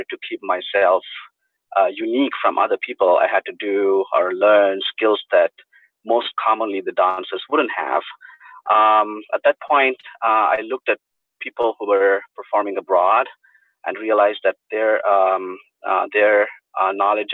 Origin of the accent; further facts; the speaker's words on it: Bangalore, Karnataka, India; moved away as an adult; also born or lived in Pennsylvania / Wyoming; now in United States; I am originally from Bangalore, India, where I was born, and I grew up there